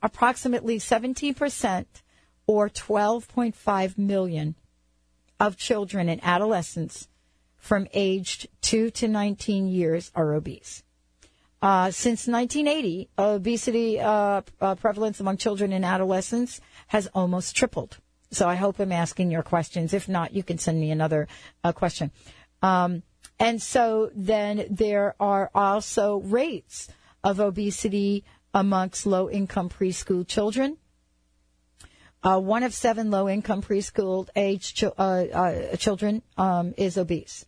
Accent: New York, United States; I grew up in New York

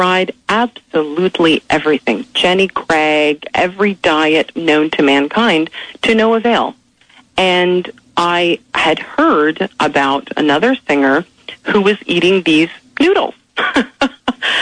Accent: Canada; moved away; also born or lived in Philadelphia

